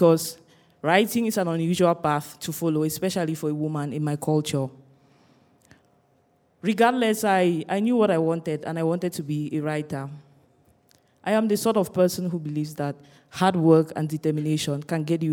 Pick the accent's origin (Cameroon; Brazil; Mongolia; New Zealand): Cameroon; Growing up in Cameroon